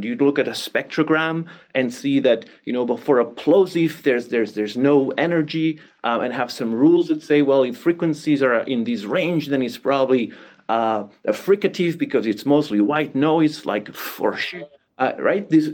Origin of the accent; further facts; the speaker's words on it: Barcelona, Catalonia, Spain; moved away; I come from Barcelona, Catalonia, Spain, right? And growing up there, I developed an interest in languages.